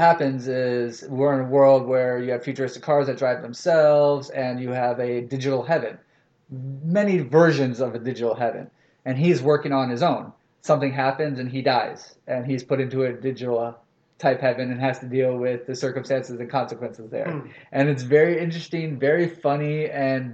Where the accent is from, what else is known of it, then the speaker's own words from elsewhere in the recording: the South, United States; I'm from the South